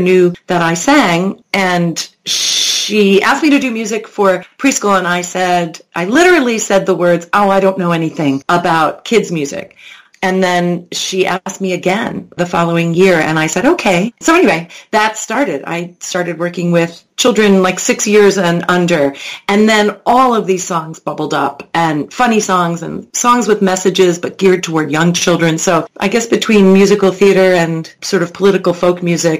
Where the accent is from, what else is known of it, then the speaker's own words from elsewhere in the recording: Long Island, New York, United States; now in Chicago, United States; I was raised in Long Island in New York, and I'm a transplant.